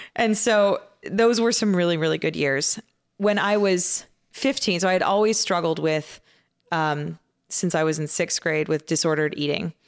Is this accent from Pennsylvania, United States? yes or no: no; outside of Phoenix, Arizona, United States; I grew up in a kind of your, your average Baptist church, um, outside of Phoenix, Arizona